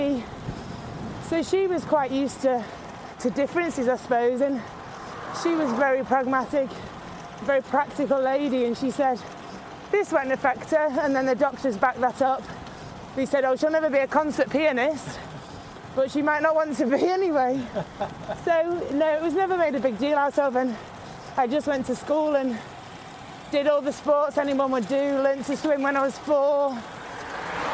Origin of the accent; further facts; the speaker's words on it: Disley, North West England, United Kingdom; also born or lived in Manchester / Cheadle Hulme / Eccles; I was born in Manchester in a hospital that's no longer there, and we lived in Cheadle Hume till I was about 18 months old. And then we moved to Disley